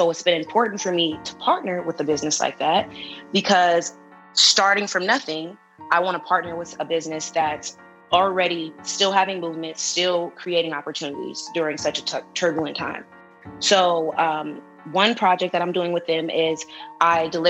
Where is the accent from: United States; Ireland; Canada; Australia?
United States; Los Angeles, California; moved away as an adult; also born or lived in Humboldt; I'm from South Central LA. I went to Crenshaw High School.